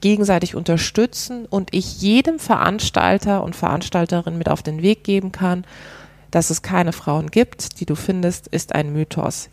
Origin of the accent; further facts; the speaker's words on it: Karlsruhe, Baden-Württemberg, Germany; moved away; ich komme ursprünglich aus Karlsruhe